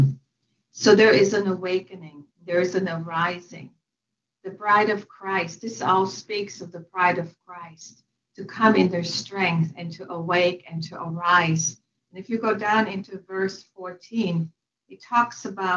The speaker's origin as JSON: {"language": "English", "region": "western Germany", "country": "Germany", "tie": "born or raised there", "moved": "yes", "said": "I was born and raised in Western Germany"}